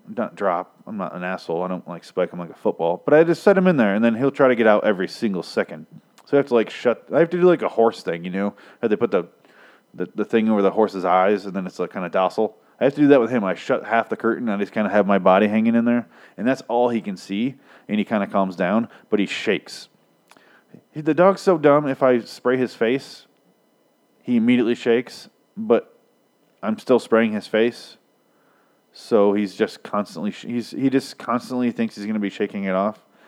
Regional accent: Michigan, United States; I'm from Michigan

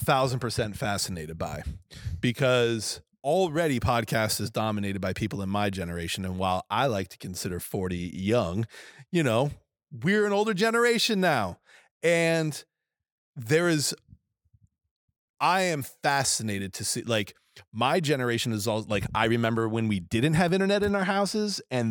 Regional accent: New England, United States; I am from New England, and we use a certain word with the letter F

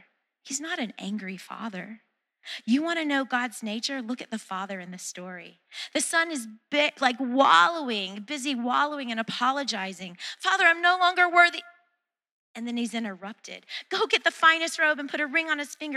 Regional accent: the South, United States; I'm from the South

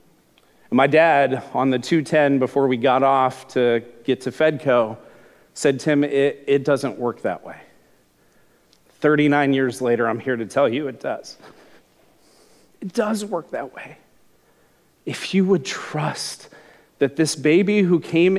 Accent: Glendale, California, United States; I grew up in Southern California, in Glendale, California

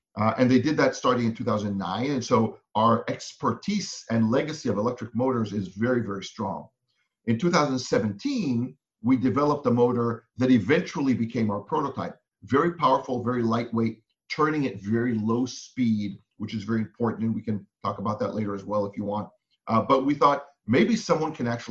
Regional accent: Israel; moved away as an adult; now in United States; I'm originally from Israel. I was in the military there, did some work in advertising, then came to the US to get my MBA

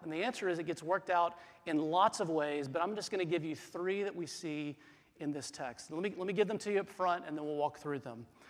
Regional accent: South Carolina, United States; moved away as an adult; I grew up in the Southeast, I grew up in South Carolina.

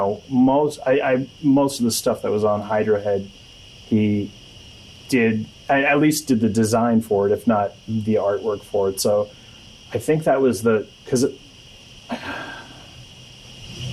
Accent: New Hampshire, United States; moved away as an adult; also born or lived in Jerome, Arizona; I was from New Hampshire

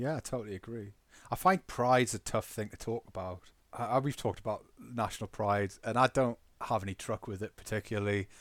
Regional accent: Newcastle upon Tyne, North East England, United Kingdom; I've invested a lot of my identity in being from Newcastle

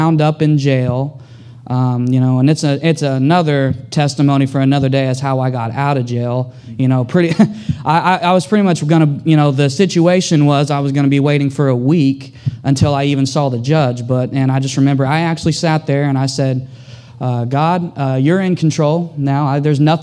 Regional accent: Tulsa, Oklahoma, United States; now in Houston, United States; I'm from Tulsa, Oklahoma. Growing up, I had a troubled childhood growing up.

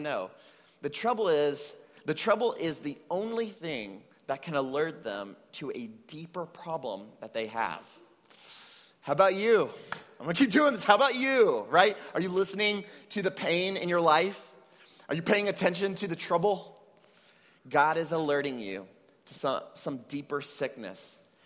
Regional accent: United States; now in Puerto Rico; I was raised in the United States to Mexican parents

